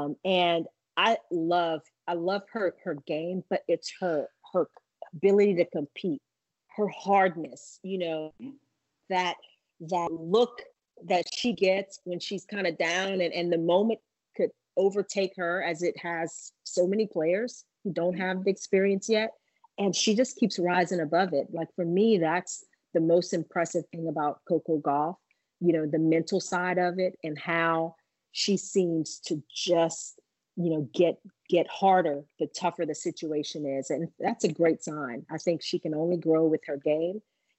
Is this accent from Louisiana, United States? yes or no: yes; Louisiana, United States; And I mean, I'm from Louisiana, it's hot, like Texas, and the big deal, we got bayous